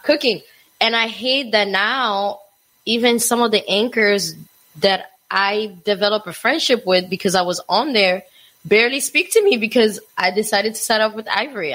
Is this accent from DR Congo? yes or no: yes; DR Congo; now in United States; I moved to the United States when I was um t- uh 2001. So I grew up in Africa